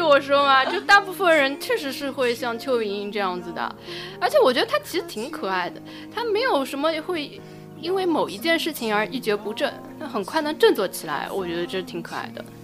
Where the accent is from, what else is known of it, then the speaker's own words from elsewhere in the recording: Shanghai, China; 我们上海人